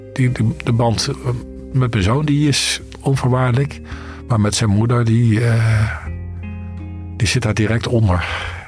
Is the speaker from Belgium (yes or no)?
no; eastern Netherlands, Netherlands; moved away; in mijn geboortestad weer aan het oosten van het land.